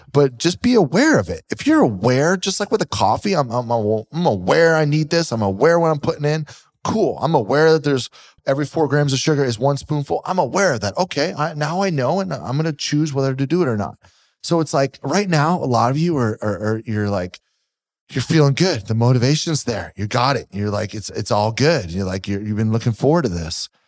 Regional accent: Pennsylvania, United States; moved away; I'm from Pennsylvania.

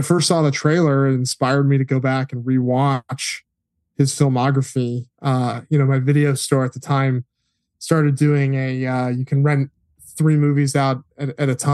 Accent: Connecticut, United States; I grew up in Connecticut, which is about as far away from Hollywood as you can

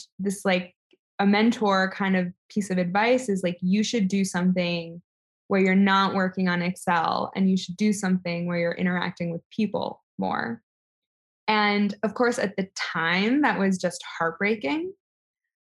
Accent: New York City, New York, United States; I was born in New York City to very liberal college professor parents

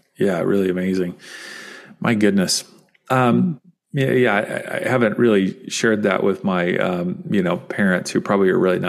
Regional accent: Kentucky, United States; I grew up in Kentucky

